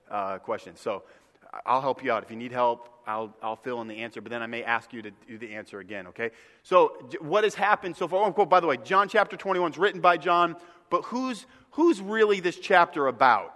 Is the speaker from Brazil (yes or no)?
no; Northeast, United States; moved away; I grew up in the Northeast.